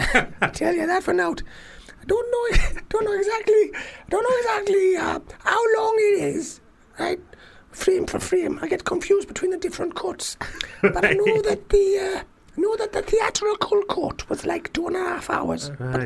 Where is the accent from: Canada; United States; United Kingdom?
United Kingdom; North East England; Ridley Scott, man, I'm another Geordie.